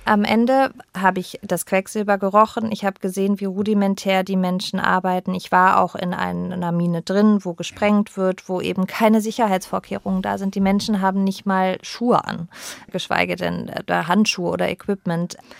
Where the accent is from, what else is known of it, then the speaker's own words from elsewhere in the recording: Berlin, Germany; also born or lived in Pforzheim, Baden-Württemberg; ich bin mit zehn nach Berlin gezogen, als meine Eltern sich getrennt haben. Da ist meine Mutter mit mir nach Berlin